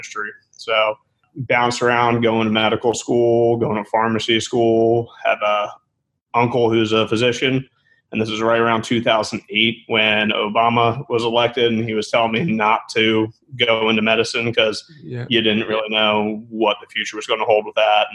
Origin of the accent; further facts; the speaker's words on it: Manassas, Virginia, United States; I'm from Virginia originally, a little town called Manassas outside of Washington, D.C.